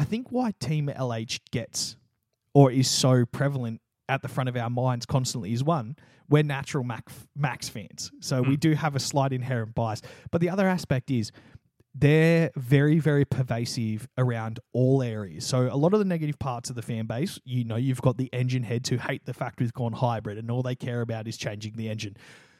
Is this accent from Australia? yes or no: yes; Australia